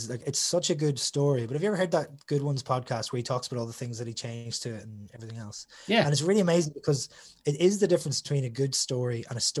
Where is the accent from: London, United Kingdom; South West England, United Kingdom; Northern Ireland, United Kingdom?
Northern Ireland, United Kingdom; being a Northern Irish person and growing up on the border.